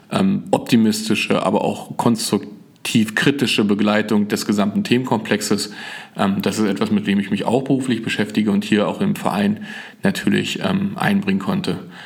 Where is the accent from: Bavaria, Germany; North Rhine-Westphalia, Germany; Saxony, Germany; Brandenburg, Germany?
Brandenburg, Germany; Frankfurt; born there; Ich bin äh, 1981 in Frankfurt-Oder äh, geboren, habe also als Kind äh, den Mauerfall und die Wende mitbekommen.